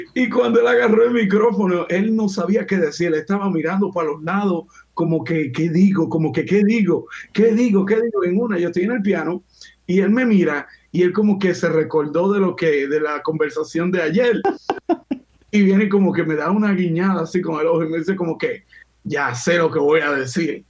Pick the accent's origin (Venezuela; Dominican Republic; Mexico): Dominican Republic; now in United States; yo vengo de República Dominicana